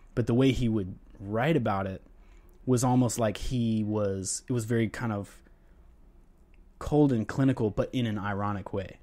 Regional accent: North Carolina, United States; moved away; also born or lived in Tallahassee, Florida; growing up in North Carolina and then living in Tallahassee, Florida

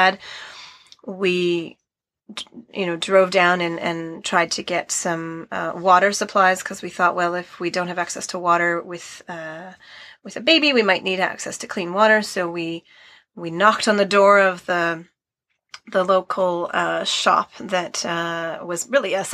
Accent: Canada; moved away as an adult; also born or lived in Chikuma, Nagano, Japan / Sendai, Japan; we're from Canada

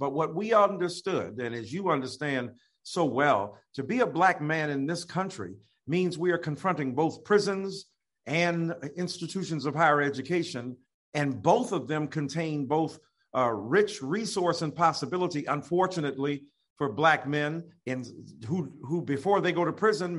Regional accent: Detroit, Michigan, United States; growing up in Detroit

